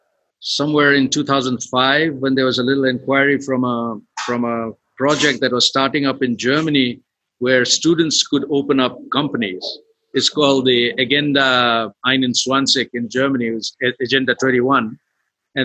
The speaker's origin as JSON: {"language": "English", "region": "western Nepal", "country": "Nepal", "moved": "yes", "lives_now": "Kathmandu, Nepal", "said": "I am from Nepal. I'm from the west of Nepal, but living pretty much in Kathmandu now"}